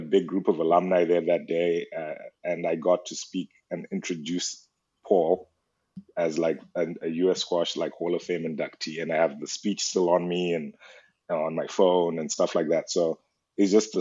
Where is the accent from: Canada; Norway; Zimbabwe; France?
Zimbabwe; moved away as an adult; I'm from Zimbabwe